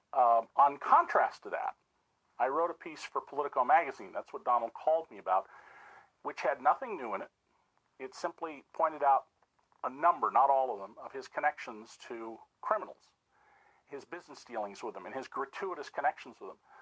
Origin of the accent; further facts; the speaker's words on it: Santa Cruz, California, United States; also born or lived in San Francisco, California; Um, I was born in San Francisco. I consider home to be Santa Cruz, California